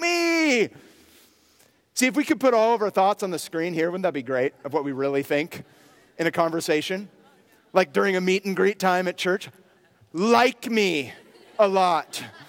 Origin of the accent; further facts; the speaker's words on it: near Berkeley, California, United States; I grew up near Berkeley